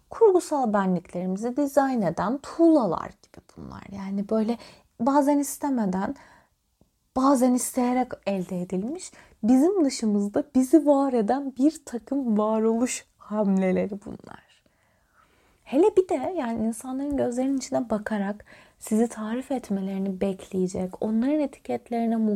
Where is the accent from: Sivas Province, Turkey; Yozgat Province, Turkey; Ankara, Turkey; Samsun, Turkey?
Sivas Province, Turkey; Mesela ben çok karşılaşırım. Sivaslıyım ben. İstanbul'un bilmem ne kadarı Sivaslıdır.